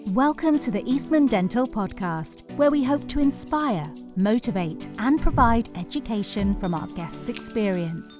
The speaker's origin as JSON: {"language": "English", "town": "Plymouth", "region": "South West England", "country": "United Kingdom", "also_born_or_lived": "Cheltenham / London", "moved": "as an adult", "lives_now": "Birmingham, United Kingdom", "said": "I am from Plymouth."}